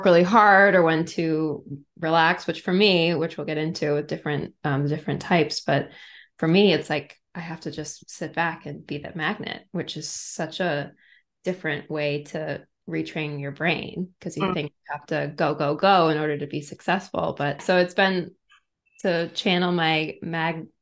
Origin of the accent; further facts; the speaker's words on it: Massachusetts, United States; my hometown in Massachusetts